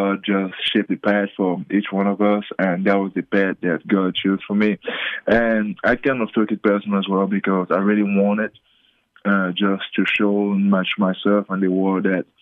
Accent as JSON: {"language": "English", "country": "Cameroon", "also_born_or_lived": "Australia / Las Vegas", "moved": "yes", "said": "I'm the first from Cameroon to be in a team that won a national championship"}